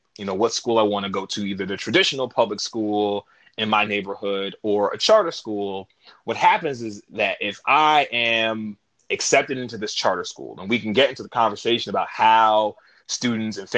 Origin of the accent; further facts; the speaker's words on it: New York City, New York, United States; I'm from New York. I'm from Queens originally